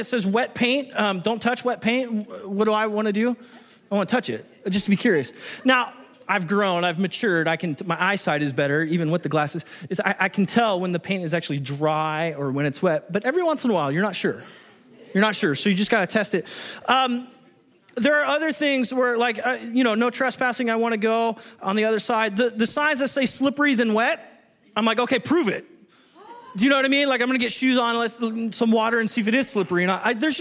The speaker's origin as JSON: {"language": "English", "region": "Southern California", "country": "United States", "tie": "born or raised there", "moved": "yes", "lives_now": "Washington, United States", "said": "I grew up in Southern California and we're known for our wonderful driving skills"}